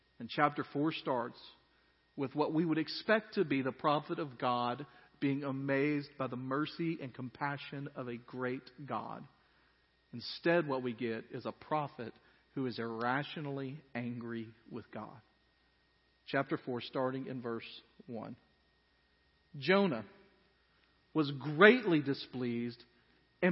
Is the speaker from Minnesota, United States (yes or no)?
no; Dyersburg, Tennessee, United States; I grew up in Dyersburg, Tennessee.